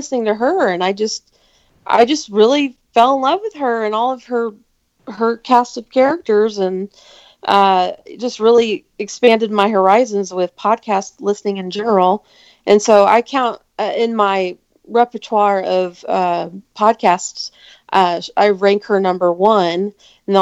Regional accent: San Antonio, Texas, United States; I am from San Antonio, Texas

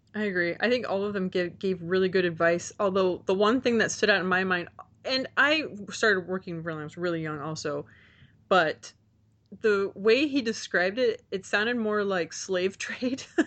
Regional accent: Texas, United States; growing up in Texas, armadillos were a big deal

